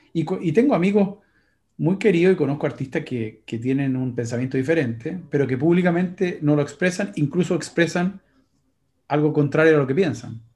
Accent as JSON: {"language": "Spanish", "country": "Chile", "also_born_or_lived": "United States", "said": "yo soy chileno, norteamericano, soy, tengo las dos nacionalidades"}